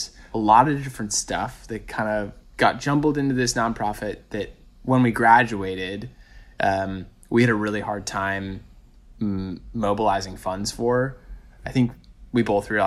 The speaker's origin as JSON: {"language": "English", "region": "rural Maine", "country": "United States", "tie": "born or raised there", "also_born_or_lived": "New York City", "moved": "as an adult", "said": "my hometown"}